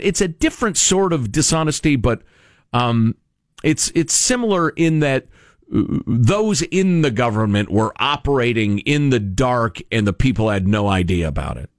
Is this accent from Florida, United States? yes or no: no; Chicago, Illinois, United States; growing up in Chicagoland uh, from the time I was a very little kid